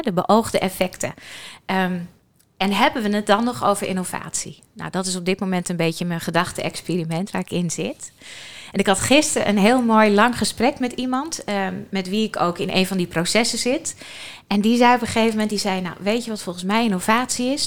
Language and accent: Dutch; Friesland, Netherlands; ik kom zelf uit Friesland